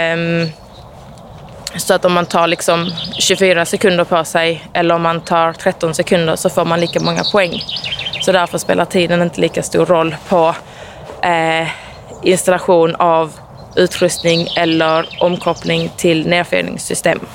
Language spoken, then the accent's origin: Swedish; Eslöv, Skåne, Sweden; Jag är, jag är från Eslöv